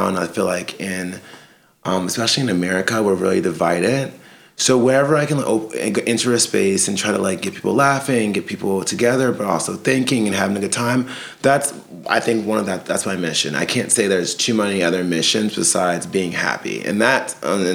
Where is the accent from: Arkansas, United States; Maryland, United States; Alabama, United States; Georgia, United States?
Maryland, United States; Salisbury; moved away as an adult; also born or lived in Connecticut; now in New York City, United States; in Maryland, there's a small city called Salisbury, Maryland.